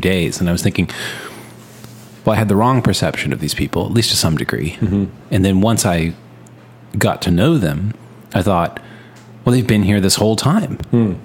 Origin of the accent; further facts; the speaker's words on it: Texas, United States; we're from Texas